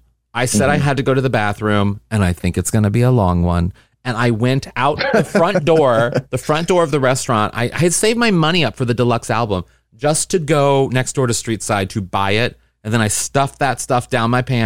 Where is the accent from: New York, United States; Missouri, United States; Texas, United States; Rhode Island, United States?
Missouri, United States; St. Louis; No, I did not. I grew up in St. Louis, Missouri.